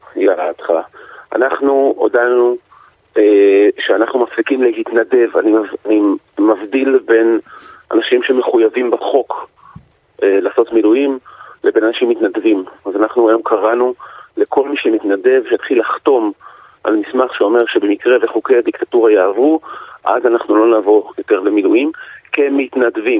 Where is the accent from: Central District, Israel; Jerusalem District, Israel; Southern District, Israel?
Central District, Israel; Yavne; אני גדלתי ביבנה